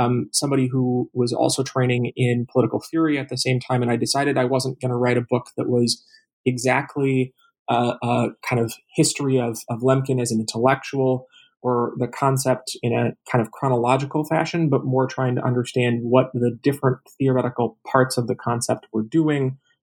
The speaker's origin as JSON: {"language": "English", "town": "Minneapolis", "region": "Minnesota", "country": "United States", "moved": "yes", "lives_now": "Tacoma, United States"}